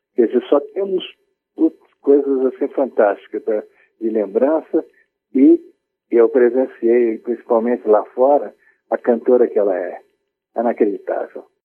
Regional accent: Espírito Santo, Brazil; Eu, eu sou do Espírito Santo

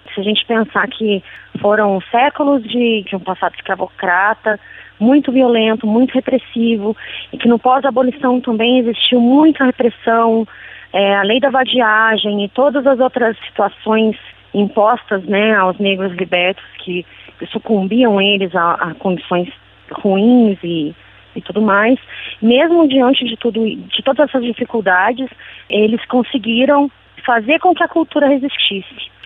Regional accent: Brazil; nós, como brasileiros

